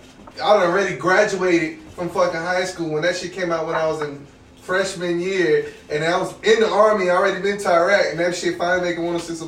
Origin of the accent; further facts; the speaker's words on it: Tampa, Florida, United States; when I was growing up in Tampa